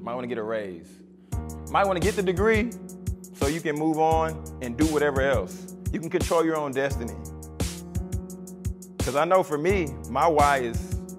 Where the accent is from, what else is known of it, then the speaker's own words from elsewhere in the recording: Baton Rouge, Louisiana, United States; also born or lived in Atlanta / Texas; now in Dallas, United States; But y'all, I grew up in Baton Rouge. Bounced around a little bit from Atlanta to Texas, from Texas back to Atlanta.